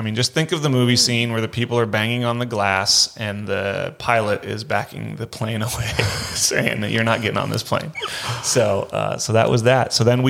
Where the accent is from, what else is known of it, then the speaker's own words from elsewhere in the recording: Half Moon Bay, California, United States; Yeah, I grew up in Half Moon Bay, which is near and dear to my heart, super nostalgic about it.